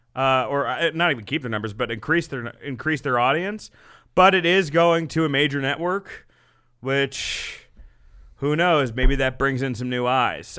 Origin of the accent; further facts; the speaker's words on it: New Jersey, United States; my hometown in Jersey